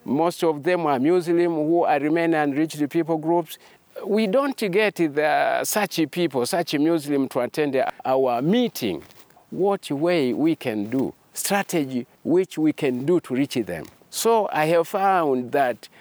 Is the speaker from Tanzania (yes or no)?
yes; Tanzania; I come from Tanzania.